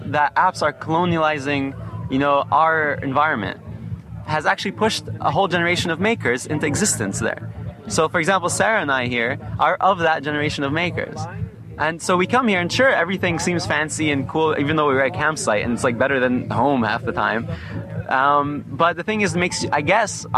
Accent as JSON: {"language": "English", "country": "Lebanon", "said": "I'm from Lebanon"}